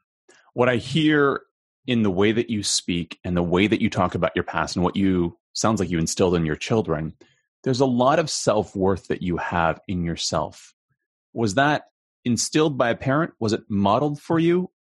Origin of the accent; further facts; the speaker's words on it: United States; Just being Chinese American, I'm fourth generation